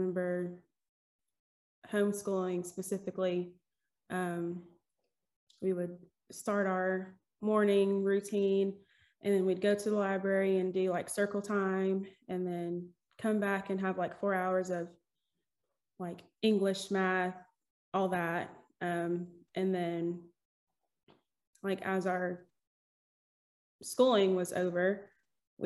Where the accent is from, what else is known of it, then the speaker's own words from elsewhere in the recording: Smyrna, Tennessee, United States; also born or lived in Atlanta, Georgia; I was born in Atlanta, Georgia, and grew up here in Smyrna, Tennessee